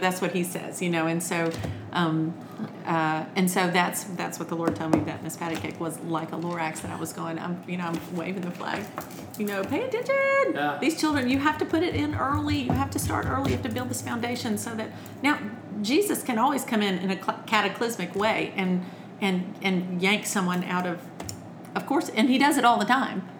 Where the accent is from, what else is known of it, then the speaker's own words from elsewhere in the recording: Birmingham, Alabama, United States; also born or lived in California; I'm I'm a Southern girl. I'm from Alabama. I, I was born in California because my father was in the army, and but then but then they moved us back home to Birmingham, Alabama.